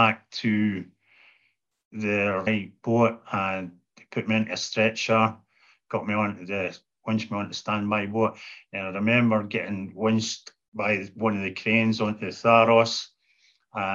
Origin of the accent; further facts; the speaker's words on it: half an hour from Aberdeen, Scotland, United Kingdom; hospital in Aberdeen Royal Infirmary, which was only take me half an hour from my hometown